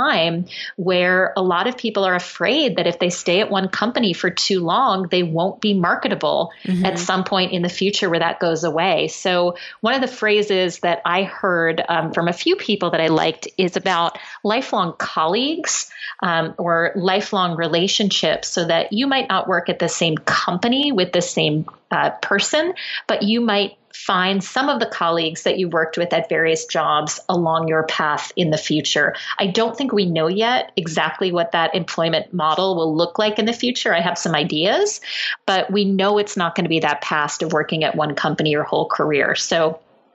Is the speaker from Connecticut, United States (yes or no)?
yes; Norwalk, Connecticut, United States; I grew up in Norwalk, Connecticut